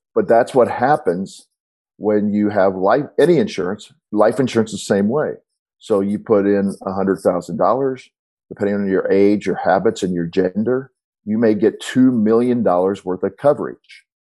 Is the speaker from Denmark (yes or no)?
no; St. Louis, Missouri, United States; I'm from St. Louis